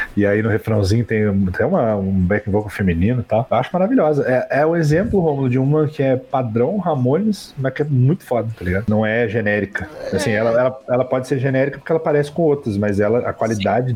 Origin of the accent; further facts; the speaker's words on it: Brazil; Mas eu sou brasileiro